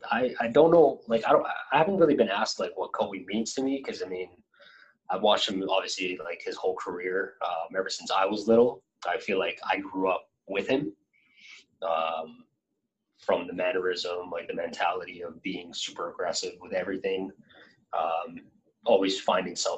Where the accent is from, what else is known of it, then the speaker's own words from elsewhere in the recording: Philippines; moved away; I grew up in the Philippines